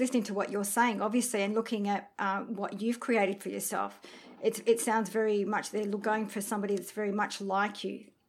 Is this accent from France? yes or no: yes; France; we're from France